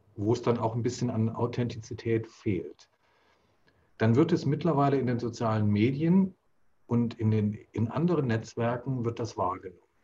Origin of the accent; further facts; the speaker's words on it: Germany; bin ja kulturell hier in Deutschland so aufgewachsen